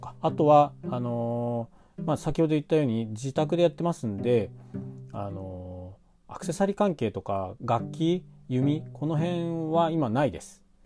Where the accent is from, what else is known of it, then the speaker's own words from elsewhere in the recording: Shizuoka, Japan; moved away as an adult; 僕は静岡県の出身でで静岡、まあ、運がいいのことに小さい頃からバイオリンをやっていて